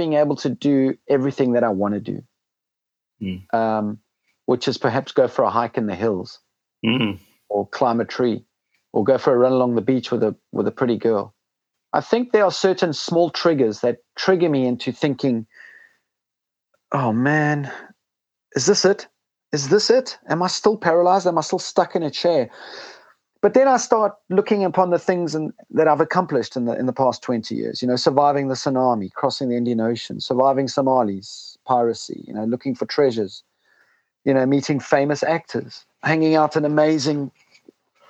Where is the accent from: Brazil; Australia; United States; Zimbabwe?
Zimbabwe; moved away; also born or lived in South Africa; I grew up in Rhodesia in a civil war in Zimbabwe